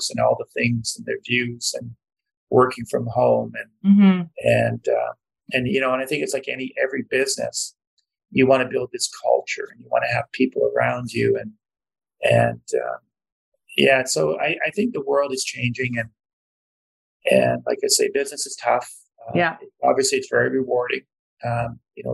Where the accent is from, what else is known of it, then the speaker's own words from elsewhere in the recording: Canada; being raised in this country and being born in this country